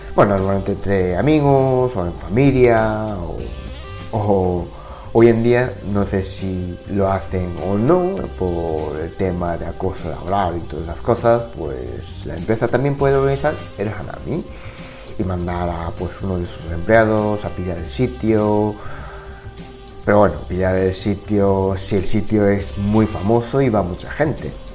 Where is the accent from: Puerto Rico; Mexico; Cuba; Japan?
Japan; Spanish is a second language; moved away; soy de, de pueblo, campo, así que la imagen que, todos tienen de Japón, pues que me imagino que es de Tokio, Osaka, ciudades grandes, pero bueno, yo no soy de, esas ciudades